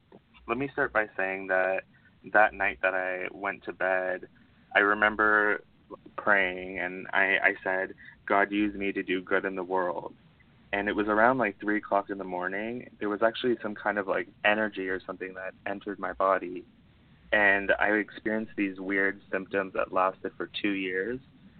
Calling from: Ontario, Canada; I'm calling from Ontario, Canada.

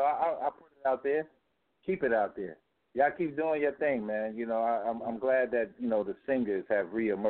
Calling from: Harlem, New York, United States; from Harlem.

